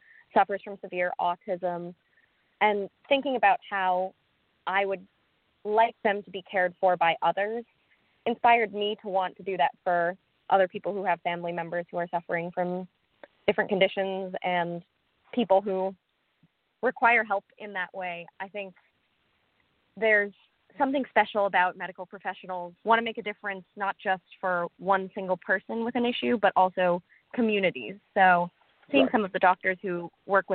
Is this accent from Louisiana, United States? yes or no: no; Lexington, Massachusetts, United States; So I am calling from Lexington, Massachusetts. I'm from here, was born and raised here, but my parents are originally from Sri Lanka